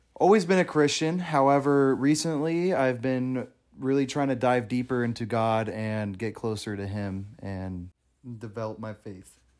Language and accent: English; California, United States; I'm from California